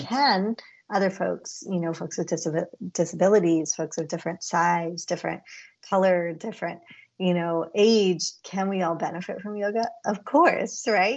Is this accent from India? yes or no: yes; India; as an Indian girl and then women growing up, we always said namaste or namaskar to our elders.